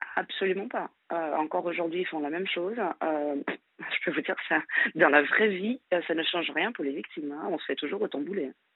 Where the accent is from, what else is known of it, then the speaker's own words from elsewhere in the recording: Brazil; moved away as an adult; now in France; je suis brésilienne